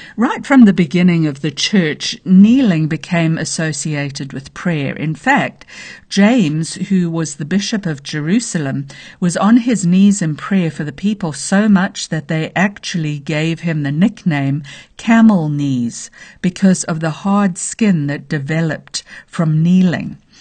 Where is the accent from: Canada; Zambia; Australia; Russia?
Zambia; now in United States; I was born in the middle of nowhere. in a very small village in Zambia, Africa